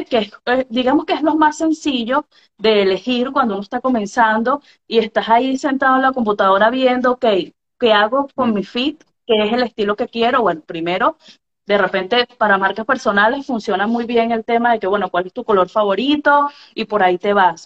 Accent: Venezuela; soy venezolana, periodista venezolana.

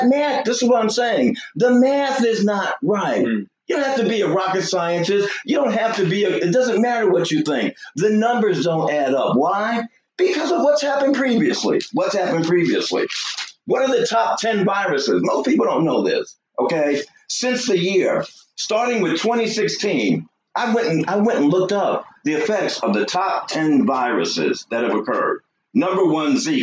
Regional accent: New York, United States; now in Georgia, United States; I'm a New Yorker

